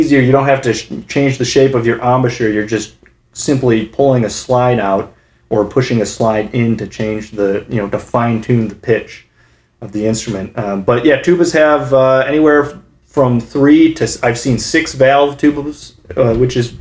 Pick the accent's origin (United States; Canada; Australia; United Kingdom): United States; Kalamazoo, Michigan; moved away; back home in my hometown of Kalamazoo, Michigan